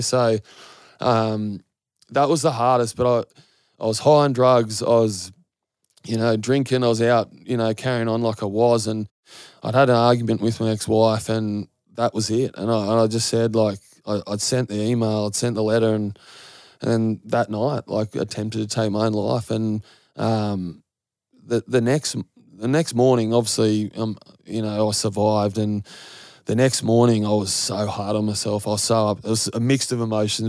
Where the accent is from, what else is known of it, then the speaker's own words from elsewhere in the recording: Goulburn, New South Wales, Australia; growing up in Goulburn